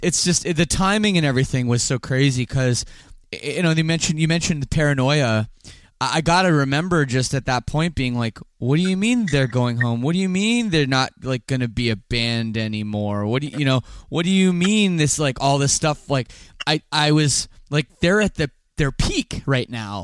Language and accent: English; Canada; I don't speak French despite being Canadian